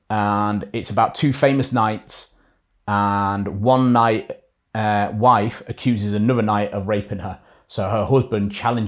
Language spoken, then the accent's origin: English; Leeds, Yorkshire and the Humber, United Kingdom; I'm from Leeds